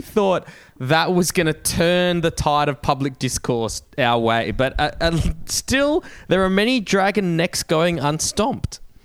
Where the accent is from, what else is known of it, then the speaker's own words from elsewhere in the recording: Australia; growing up in Australia